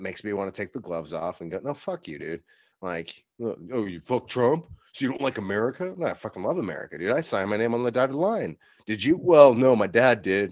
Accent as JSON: {"language": "English", "country": "United States", "said": "I'm an American"}